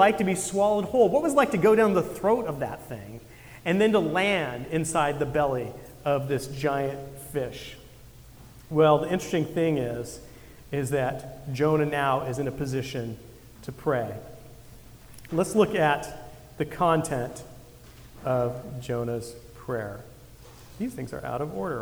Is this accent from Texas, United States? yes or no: no; Santa Cruz, California, United States; I grew up surfing up in Santa Cruz